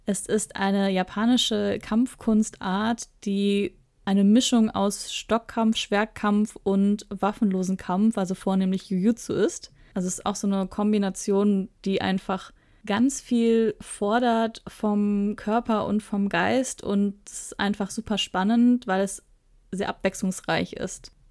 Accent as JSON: {"language": "German", "area": "Ruhr area", "region": "North Rhine-Westphalia", "country": "Germany", "also_born_or_lived": "southern Germany", "moved": "yes", "said": "Ich komme ursprünglich aus Nordrhein-Westfalen, aus dem Ruhrgebiet näher gesagt, und wohne jetzt aber im Süden Deutschland"}